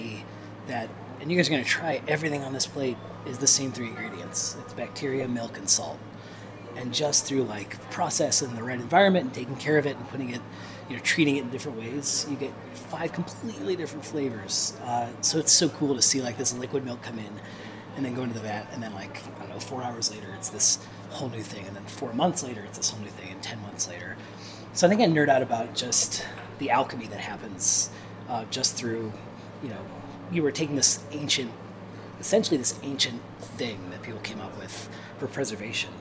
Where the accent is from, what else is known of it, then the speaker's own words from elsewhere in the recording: near Gary, Northern Indiana, United States; moved away as an adult; also born or lived in Michigan / Nashville; now in Asheville, United States; I'm from Northern Indiana, kind of like Gary, kind of on the other side of the border from Chicago